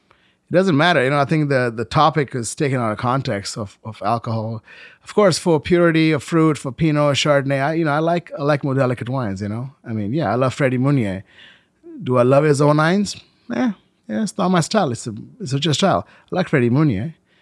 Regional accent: India; You know, it's like all my life I came from India. You know, there was nothing taken for granted.

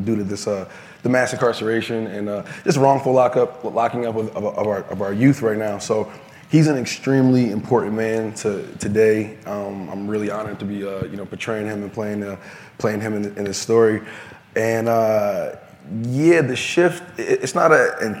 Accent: Newark, New Jersey, United States; I'm from Newark, New Jersey.

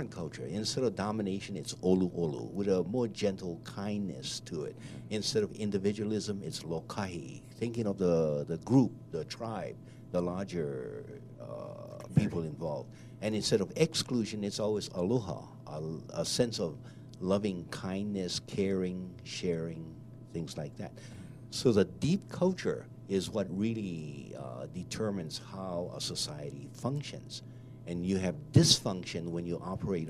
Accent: Hawaii, United States; I am Native Hawaiian

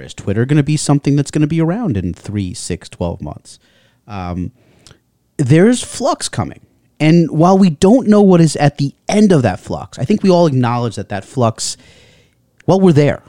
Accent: United States; being an American

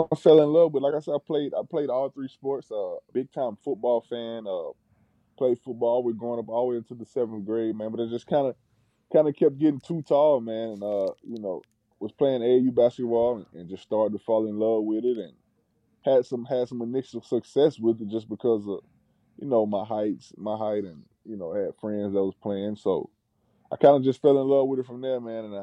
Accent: Ontario, Canada; like right right outside of Toronto. I mean, it's like 20 minutes from Toronto.

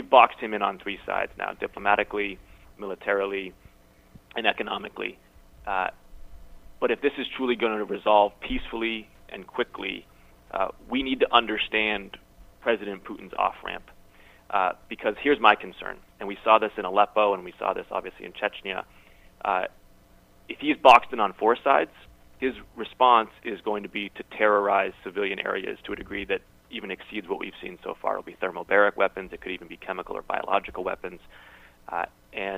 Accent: Massachusetts, United States; my home state of Massachusetts

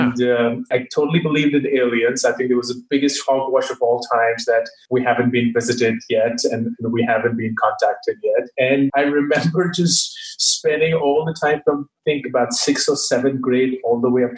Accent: Delhi, India; I spent all my growing up years in Delhi, which is the capital of India. While I'm not originally from there, but my family moved really early on.

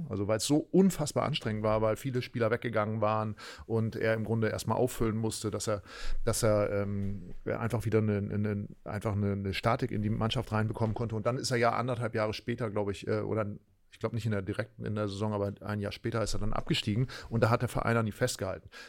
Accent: Berlin, Germany; die man ja auch eigentlich so auch wir ja so empfunden haben, so als Berliner.

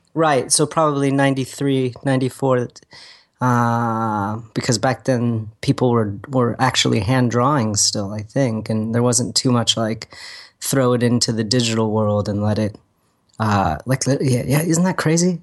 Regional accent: Agoura Hills, California, United States; We lived in Agora Hills when it was still, like, tumbleweeds

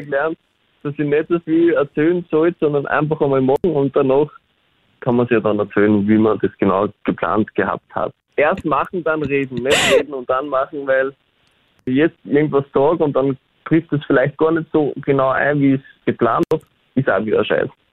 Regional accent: Austria; accent: Austrian; also born or lived in Berlin, Germany; reden tue ich dann wiederum Österreichisch

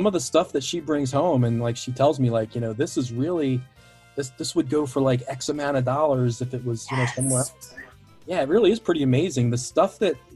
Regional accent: Baltimore, Maryland, United States; I grew up in Baltimore.

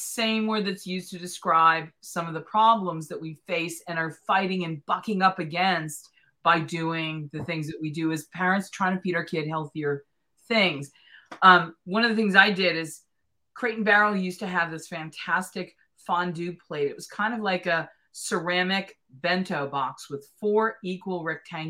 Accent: East Coast, United States; grew up on the East Coast with Pepperidge Farm

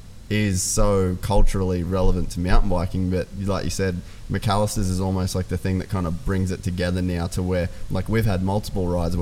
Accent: Cairns, Queensland, Australia; I'm obviously from Cairns

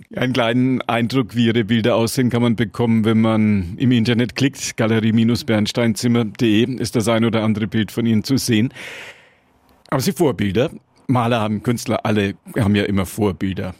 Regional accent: Franconia, Bavaria, Germany; Bei uns in Franken

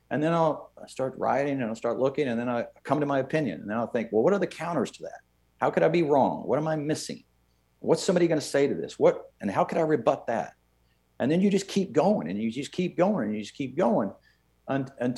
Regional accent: Irving, Texas, United States; I grew up in Irving, Texas in a pretty darn good decade, the 70s

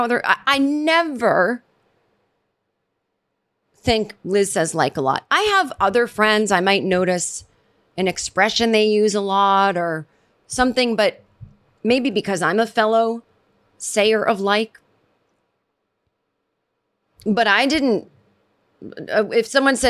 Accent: Massachusetts, United States; growing up in Massachusetts, as did

